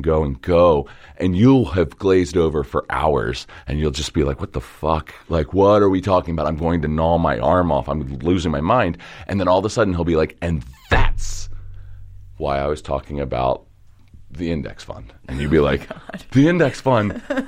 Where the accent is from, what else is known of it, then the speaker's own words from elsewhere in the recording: Dundalk, Maryland, United States; I'm from Dundalk, yeah. I grew up in a neighborhood called St. Helena, which is... between Old Dundalk and the Marine Terminal.